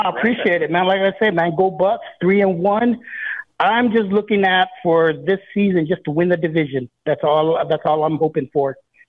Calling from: Hawaii, United States; I'm out here in Hawaii, man.

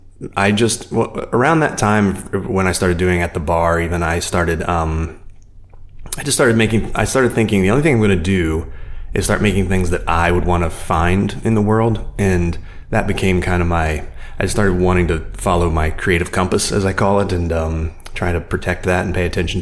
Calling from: San Francisco, California, United States; San Francisco.

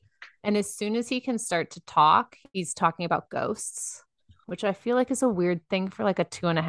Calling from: Dallas, Texas, United States; I am in Dallas, Texas.

